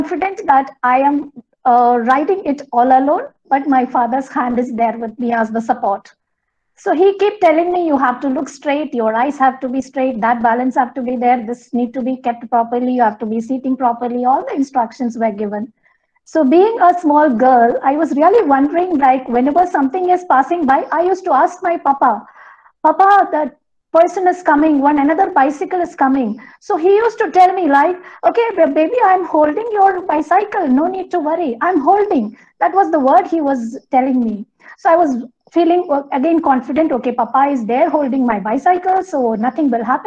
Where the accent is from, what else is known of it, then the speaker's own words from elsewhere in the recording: Kerala, India; English is a second language; I'm from Kerala, so it was a coastal region for our place